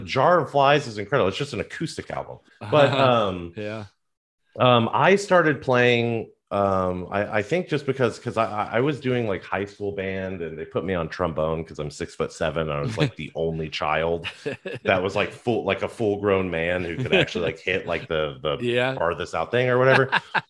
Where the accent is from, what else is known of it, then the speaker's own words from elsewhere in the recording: Texas, United States; Especially growing up in Texas